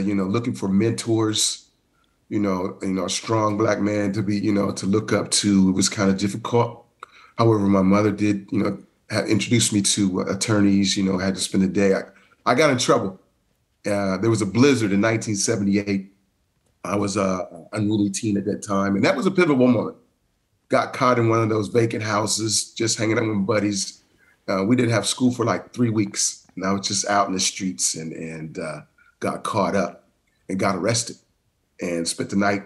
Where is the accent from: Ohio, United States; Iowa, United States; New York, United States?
Ohio, United States; Columbus; also born or lived in Cleveland, Ohio; I grew up in Columbus, Ohio. Actually born at The Ohio State University